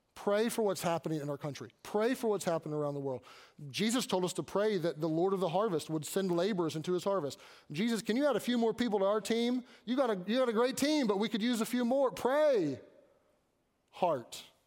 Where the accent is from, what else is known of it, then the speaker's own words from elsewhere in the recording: Kentucky, United States; I grew up in Kentucky